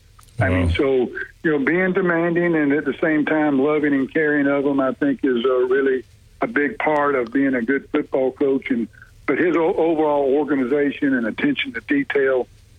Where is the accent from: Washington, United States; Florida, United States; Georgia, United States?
Georgia, United States; Macon; moved away as an adult; now in Birmingham, United States; I grew up in Macon, Georgia